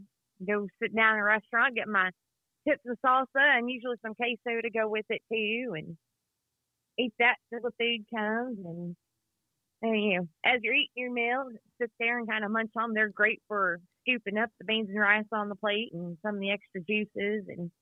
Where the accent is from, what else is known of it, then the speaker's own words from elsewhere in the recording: Baytown, Texas, United States; I'm from Baytown, which is east of Houston.